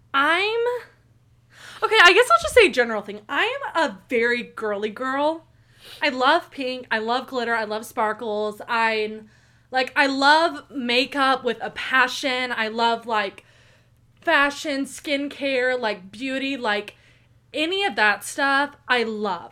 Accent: Tulsa, Oklahoma, United States; born and raised in Tulsa, Oklahoma

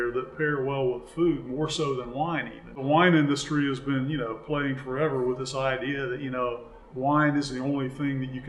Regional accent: Memphis, Tennessee, United States; you know, I am from Memphis. I want to go ahead and eat food that's sourced locally.

